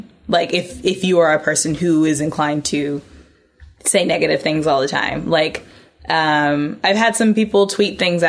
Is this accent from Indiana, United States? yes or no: yes; Indianapolis, Indiana, United States; moved away as an adult; also born or lived in New York; I'm from Indiana. Okay. Indianapolis, Indiana.